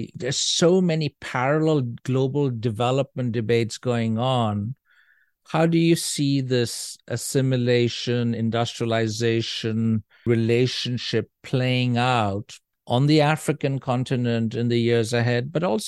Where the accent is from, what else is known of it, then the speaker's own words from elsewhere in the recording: Norway; She's white. I am of Indian origin. And the kids are mixed. And there was considerable curiosity, so to speak, about this family that had come. And they, of course, did not know, most people, that we were from Norway.